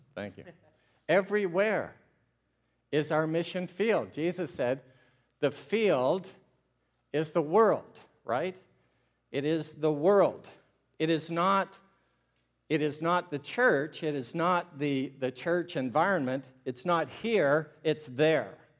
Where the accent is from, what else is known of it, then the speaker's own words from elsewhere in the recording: Ontario, Canada; I'm a Canadian from Ontario, and I'm a missionary to Canada